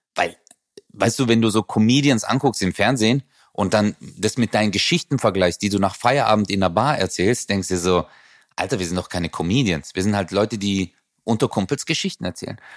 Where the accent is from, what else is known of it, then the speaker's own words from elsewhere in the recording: Southern Germany, Germany; bei uns im Süden